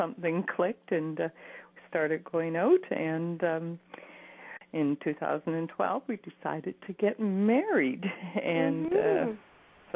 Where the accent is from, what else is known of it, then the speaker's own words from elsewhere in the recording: Cambridge, Ontario, Canada; moved away as an adult; now in Waterloo, Canada; I also left my hometown of Cambridge and moved to Waterloo